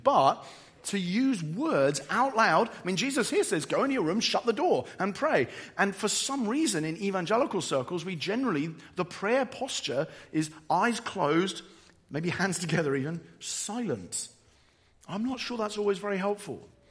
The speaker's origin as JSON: {"language": "English", "region": "England", "country": "United Kingdom", "said": "I'm English"}